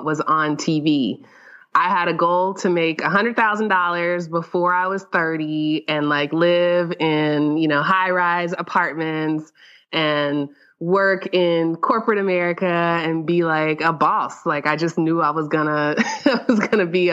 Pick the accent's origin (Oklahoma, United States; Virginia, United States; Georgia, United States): Georgia, United States; Atlanta; also born or lived in Texas; raised in Atlanta.